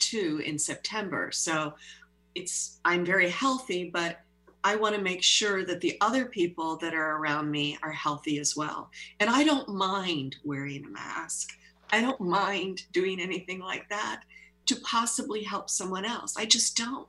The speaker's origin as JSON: {"language": "English", "region": "Pennsylvania", "country": "United States", "tie": "born or raised there", "moved": "yes", "said": "I'm also in touch with my hometown in Pennsylvania"}